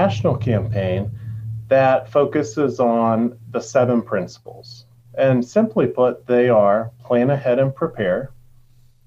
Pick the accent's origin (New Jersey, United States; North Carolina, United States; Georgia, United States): North Carolina, United States; Jackson County, Western; I'm from Jackson County. I was born here. I grew up here